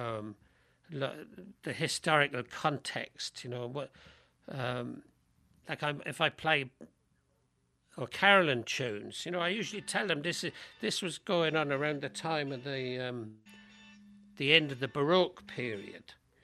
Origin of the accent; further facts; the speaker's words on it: London, United Kingdom; now in United States; these people that I knew growing up in London, let people know that I learned this in London